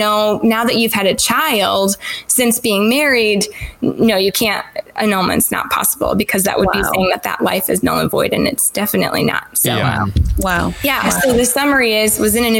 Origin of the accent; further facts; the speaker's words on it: Rockford, Illinois, United States; moved away as an adult; also born or lived in Indianapolis area, Indiana; now in Indianapolis, United States; Rockford, Illinois, and born and raised there